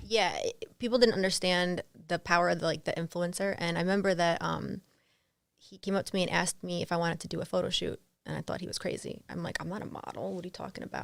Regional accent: East Brunswick, New Jersey, United States; I grew up in New Jersey.

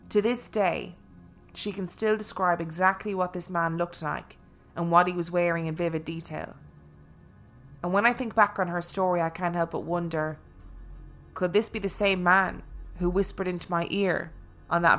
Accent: Ashland, Kentucky, United States; I'm from Ashland, Kentucky, and at one time worked in a 10 story hotel.

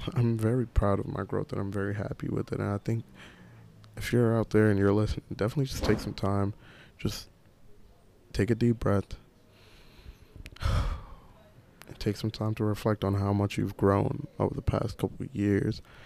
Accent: New York City, New York, United States; I was in Rosedale, that was such like a little small suburban Caribbean community that gave me so many values

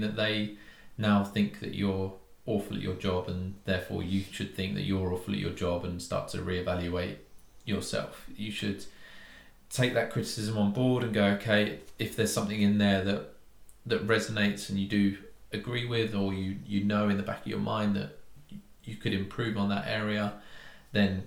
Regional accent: United Kingdom; being British

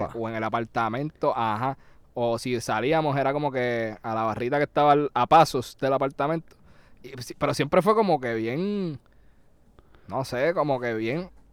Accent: Puerto Rico

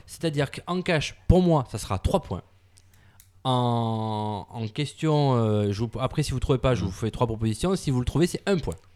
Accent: France; en tant que Français

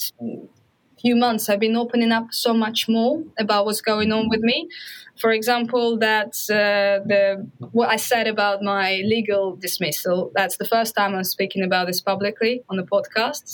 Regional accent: Russia; moved away; I'm Russian and this is the part of me.

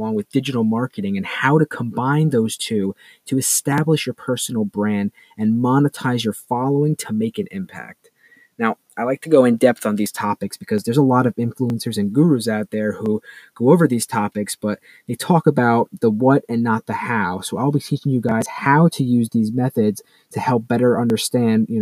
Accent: Hopewell Junction, New York, United States; I'm coming to you live from my hometown in Hopewell Junction, New York

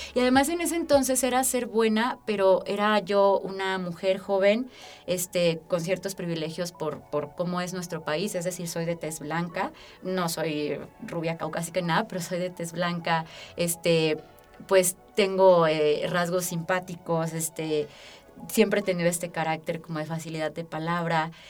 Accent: Aguascalientes, Mexico; also born or lived in Mexico City; soy originaria de la Ciudad de México. Y mis papás tomaron la mejor decisión cuando a los 4 años me trajeron a vivir a la tierra de la gente buena. Yo me siento de verdad profundamente bendecida de haber tenido eh, pues la bendición de crecer en este estado

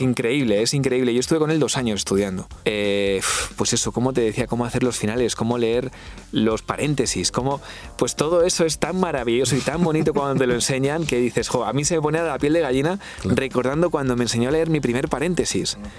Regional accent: Valladolid, Castile and León, Spain; moved away; estaba en Valladolid, que es la ciudad donde yo nací

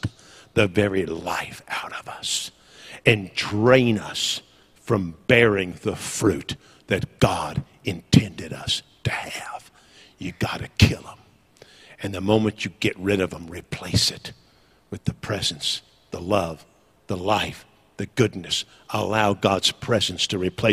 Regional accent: Northern California, United States; moved away; I was raised in Northern California

